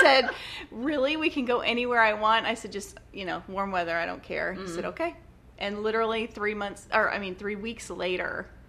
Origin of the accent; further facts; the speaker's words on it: Kansas, United States; moved away as an adult; also born or lived in Oklahoma; now in Corpus Christi, United States; I'm from Kansas.